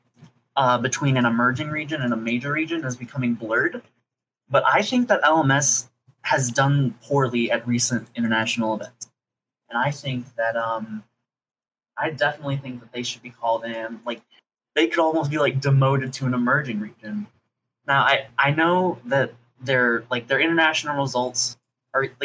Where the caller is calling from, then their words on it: St. Louis, Missouri, United States; I'm calling from St. Louis, Missouri.